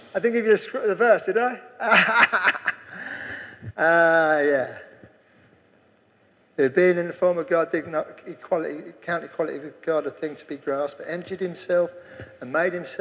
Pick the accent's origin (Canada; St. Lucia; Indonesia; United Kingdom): United Kingdom; England; I'm English.